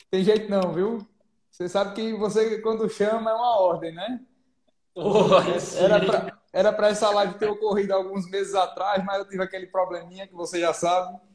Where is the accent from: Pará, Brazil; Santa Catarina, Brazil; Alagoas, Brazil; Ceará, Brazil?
Alagoas, Brazil; Maceió; born there; moved away; also born or lived in Pernambuco / Bahia; Sou cearense de coração, nasci em Maceió, morei em Pernambuco, morei na Bahia. Aí o sotaque misturou nesse Nordeste todinho